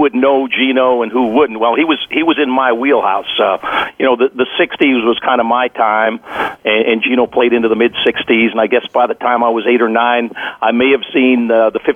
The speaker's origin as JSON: {"language": "English", "town": "Baltimore", "region": "Maryland", "country": "United States", "said": "I was from Baltimore"}